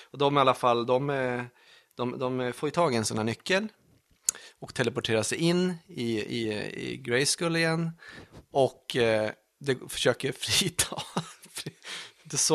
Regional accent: Italy; jag är väl italienare

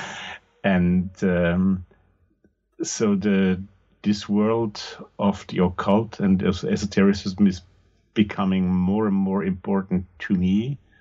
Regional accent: Austria; English is a second language; I'm from the German speaking part of the world, from Austria to be more precise

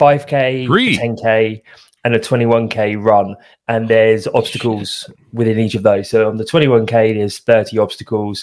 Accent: United Kingdom; accent: British; As I'm sure you can tell by my accent, I'm British

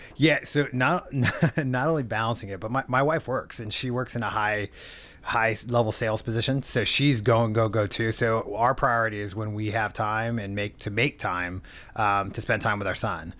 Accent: San Diego, California, United States; now in Orange County, United States; born and raised in San Diego, moved up to Orange County

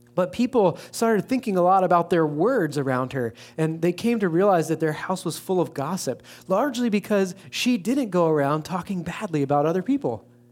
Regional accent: East Coast, United States; also born or lived in Baltimore / Saint Louis; now in West Lafayette, United States; Being from the East Coast originally

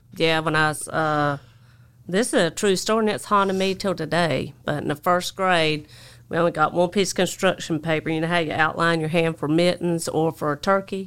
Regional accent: Jacksonville, North Carolina, United States; accent: twang; also born or lived in Alabama; I grew up in Jacksonville, North Carolina

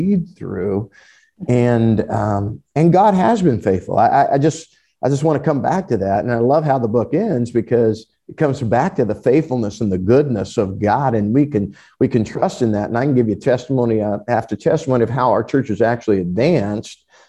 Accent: United States; evangelical American Christians

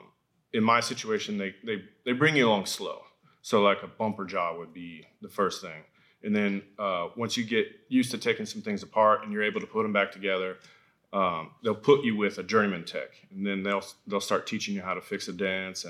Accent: Folsom, California, United States; also born or lived in Auburn; I was born in Auburn. I was raised in Folsom, like Old Town Folsom

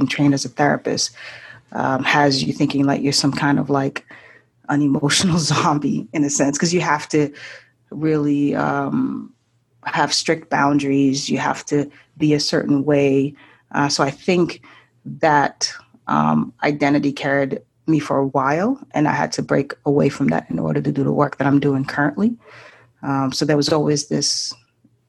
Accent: Boston, Massachusetts, United States; also born or lived in Haiti / Japan; I'm originally from Haiti, grew up in the Boston area. I'm currently in Boston

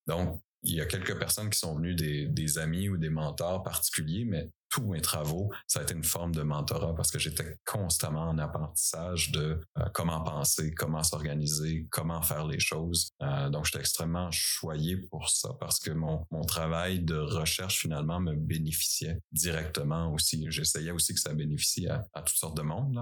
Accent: Eastern Quebec, Canada; moved away as an adult; c'est ici que j'ai grandi

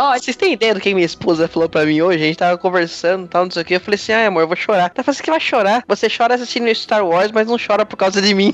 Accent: Pernambuco, Brazil; eu sou de Pernambuco

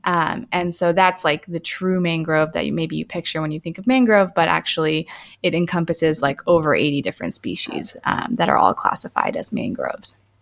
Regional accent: Tampa, Florida, United States; also born or lived in India; I grew up in the Tampa area

